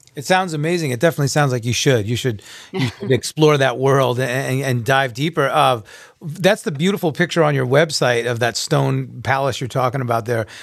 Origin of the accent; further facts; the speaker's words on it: Long Island, New York, United States; I'm a New Yorker as well. I was born and raised in Long Island, so I have a very strong accent